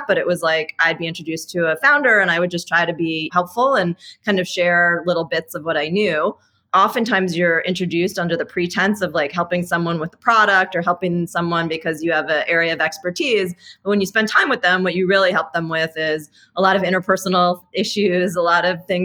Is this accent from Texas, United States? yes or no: no; New York City, New York, United States; I'm actually born and raised in New York City